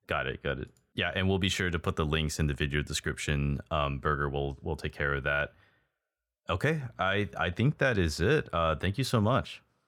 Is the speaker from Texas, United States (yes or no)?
yes; Texas, United States; moved away as an adult; now in Taiwan; I used to live in Texas, just like Burger, we're both from Texas